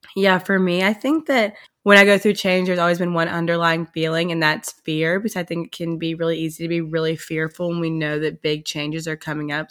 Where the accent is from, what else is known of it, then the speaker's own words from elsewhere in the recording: Oxford, Mississippi, United States; moved away as an adult; also born or lived in Nashville; now in Hawaii, United States; we are coming live from Oxford, Mississippi